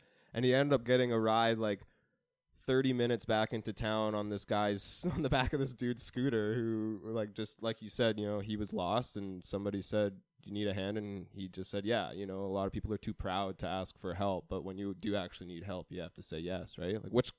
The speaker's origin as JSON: {"language": "English", "country": "Canada", "tie": "born or raised there", "said": "as like a Canadian growing up in an area like this."}